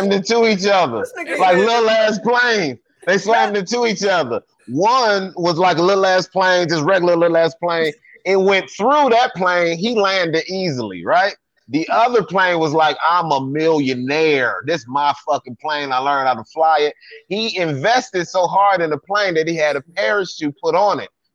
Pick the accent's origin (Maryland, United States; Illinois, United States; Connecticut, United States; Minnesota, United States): Illinois, United States; Chicago; I'm from Chicago